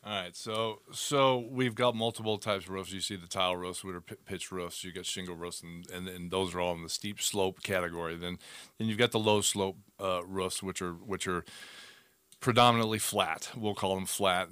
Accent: Arizona, United States; born and raised in Arizona

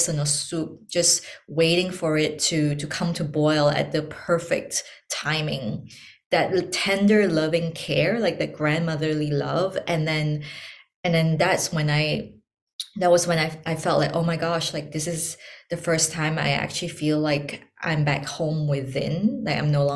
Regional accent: Malaysia; moved away as an adult; also born or lived in Hong Kong; I'm born and raised in Malaysia

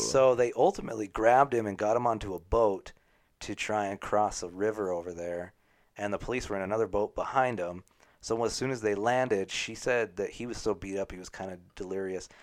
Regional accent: United States; I'm not British. I'm American

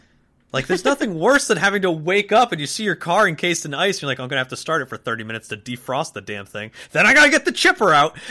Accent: Connecticut, United States; From Connecticut.

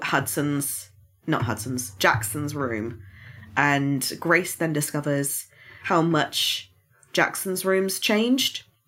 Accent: United Kingdom; I'm British

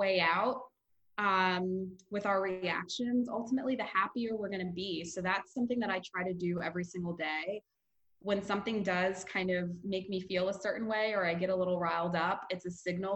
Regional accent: New York, United States; I'm from New York and I've been out in Santa Monica for a little over a month now

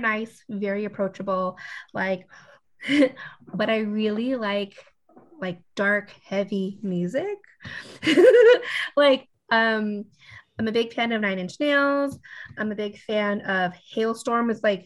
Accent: Long Beach, California, United States; I am from Long Beach, California.

